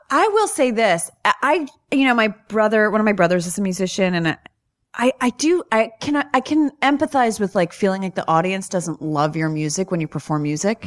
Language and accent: English; New York, United States; I'm from New York